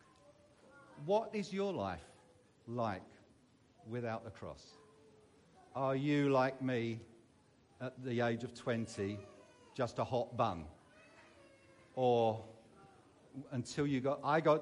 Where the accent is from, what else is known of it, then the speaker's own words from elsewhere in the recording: London, United Kingdom; moved away as an adult; now in Derbyshire, United Kingdom; As you can tell, I am not from Derbyshire by my accent. I was brought up in southeast London. Some people will know the wonderful area of Sydenham